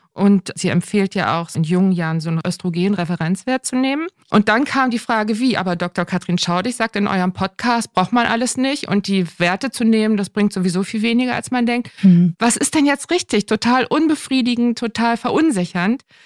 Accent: Northern Germany, Germany; als Norddeutscher

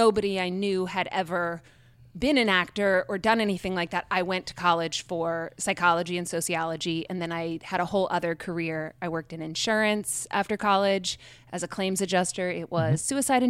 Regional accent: King George County, Virginia, United States; born or raised there

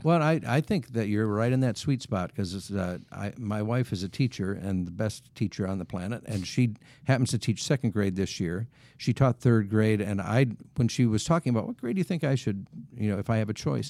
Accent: Wisconsin, United States; moved away; when I was growing up in Wisconsin

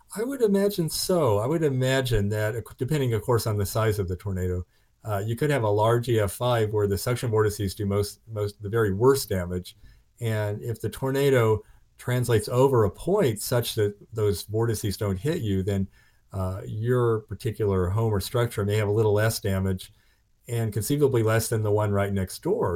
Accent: Oklahoma, United States; growing up in Oklahoma

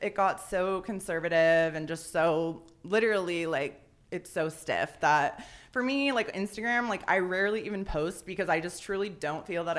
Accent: San Diego, California, United States; I'm born and raised in San Diego. Everyone thinks I live in LA.

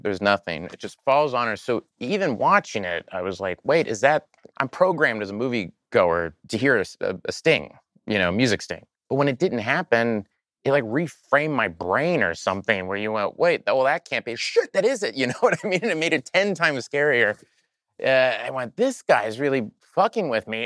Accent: Oklahoma, United States; I grew up in Oklahoma around a lot of fundamentalist Christian people

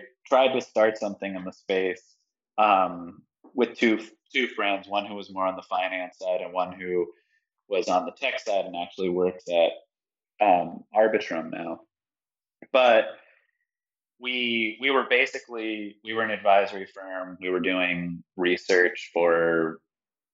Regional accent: Miami, Florida, United States; moved away as an adult; also born or lived in New York; I grew up in Miami, which is now, you know, crypto city of the world

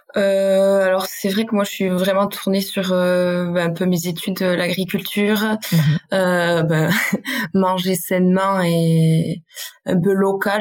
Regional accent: Basque Country, Nouvelle-Aquitaine, France; accent: Basque; je viens du Pays Basque. Peut-être que ça va mmh. s'entendre dans mon accent

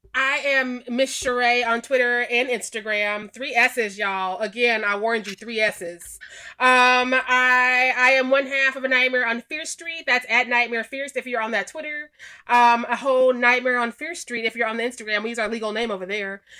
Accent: Missouri, United States; I'm from Missouri

